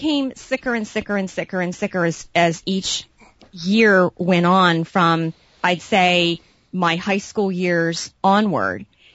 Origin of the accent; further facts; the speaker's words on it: Hawaii, United States; moved away; growing up in Hawaii